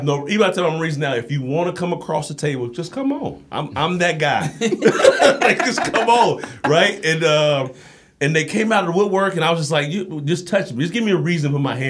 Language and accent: English; Kansas City, Missouri, United States; Kansas City, Missouri.